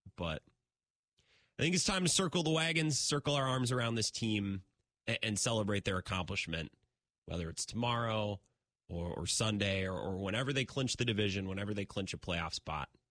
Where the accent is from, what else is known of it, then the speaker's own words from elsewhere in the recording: La Crosse, Wisconsin, United States; But WKTY, I know, it's my my hometown station.